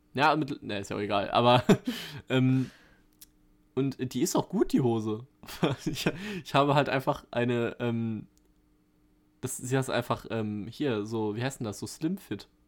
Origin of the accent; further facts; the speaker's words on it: Germany; als Deutscher